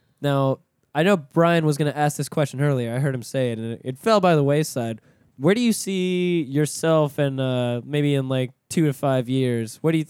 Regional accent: Pensacola, Florida, United States; moved away as an adult; now in Orlando, United States; Yeah, so, I mean, I'm from Pensacola originally. That's where I lived before.

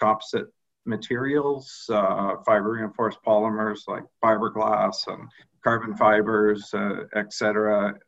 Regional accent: Belleville, Ontario, Canada; moved away as an adult; now in Kingston, Canada; I grew up in Belleville, which is about an hour from Kingston.

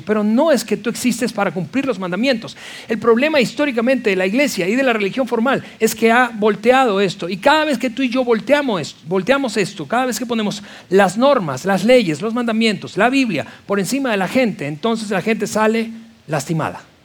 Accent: Venezuela; yo en la iglesia que crecí de nuevo, en Venezuela

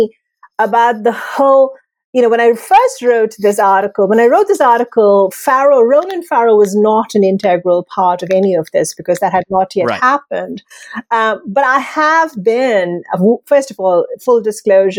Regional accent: India; moved away; I'm originally from India.

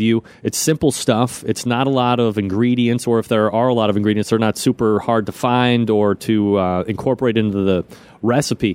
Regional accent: Ohio, United States; I'm from Ohio

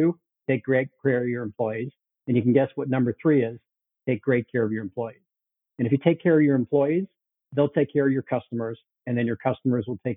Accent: Chicago, Illinois, United States; moved away as an adult; also born or lived in Toronto, Canada / Bay Area, California / Asia; I was born in Toronto. Then they needed him to move to Chicago, and I was sent along with them to Chicago. And I mostly grew up in Chicago.

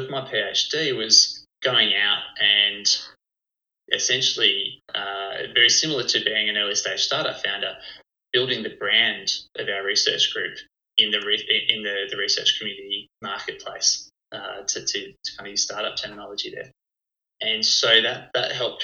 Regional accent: Canberra, Australian Capital Territory, Australia; also born or lived in Japan / Basel; So I'm from Canberra originally. So that's the capital city of Australia and where Quantum Brilliance was then actually founded as well. So I grew up here

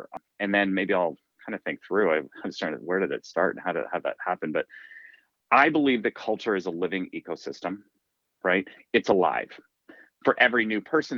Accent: Canada; also born or lived in Toronto, Canada; as a kid and growing up in Canada, I played a lot of hockey

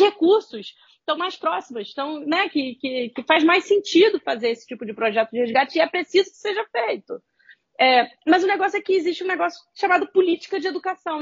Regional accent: Rio de Janeiro, Brazil; eu sou carioca, vivo no Rio de Janeiro

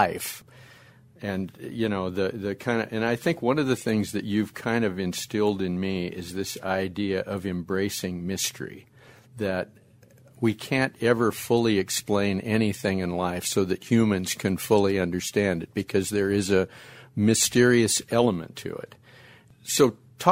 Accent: Ireland; two Irishmen

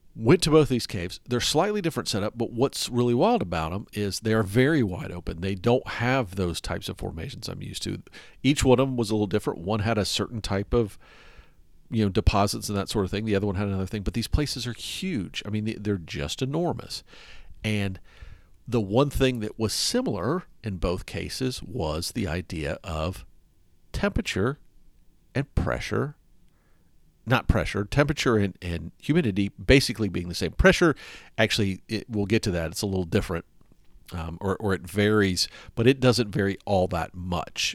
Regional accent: the South, United States; moved away; I grew up in the South, and I'm used to it

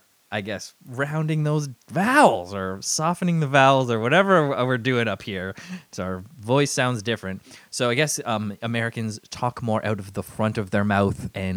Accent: Canada; accent: Canadian; also born or lived in United Kingdom; I can barely keep track of my Canadian accent.

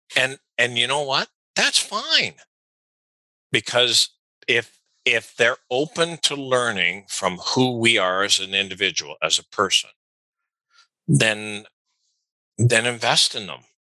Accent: Canada; I'm Canadian

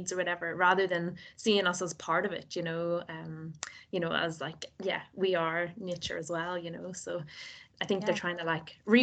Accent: Northern Ireland, United Kingdom; accent: Nordy; my Nordy accent

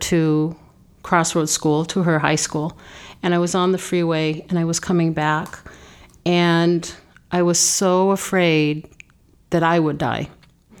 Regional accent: New Zealand; moved away; also born or lived in Japan / China / Italy / Canada; I was born in New Zealand

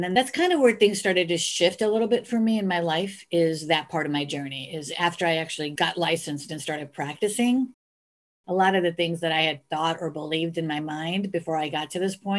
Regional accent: Chicago, Illinois, United States; born there; So I was actually conceived in India. and I was born in Chicago. So I was came out being in the middle of the American and the Indian culture.

